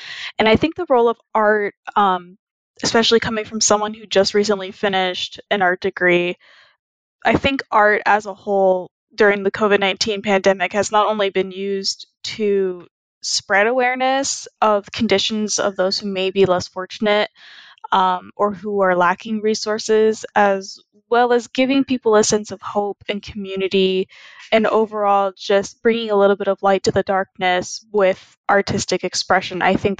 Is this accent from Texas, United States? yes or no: yes; Plano, Texas, United States; I'm from Plano, Texas, and I'm on Planet Classroom.